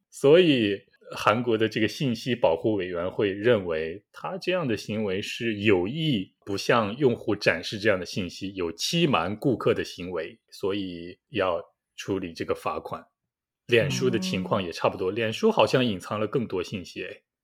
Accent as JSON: {"language": "Chinese", "country": "China", "moved": "yes", "lives_now": "South Korea", "said": "我也是中国人了"}